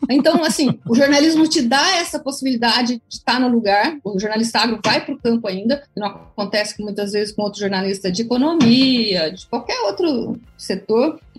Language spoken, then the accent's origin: Portuguese; Brazil; Eu sou brasileira e não desisto nunca.